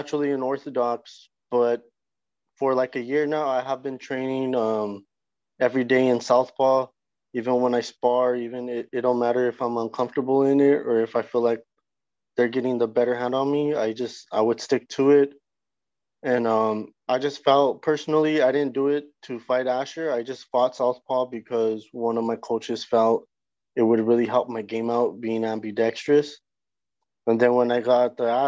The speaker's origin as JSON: {"language": "English", "town": "El Paso", "region": "Texas", "country": "United States", "tie": "born or raised there", "also_born_or_lived": "North Denver, Colorado", "moved": "yes", "said": "I'm from North Denver, but I grew up in El Paso, Texas"}